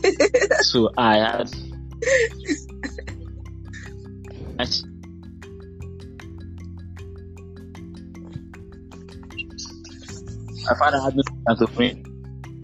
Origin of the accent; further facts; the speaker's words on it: Agbor, Delta, Nigeria; I grew up in Agbo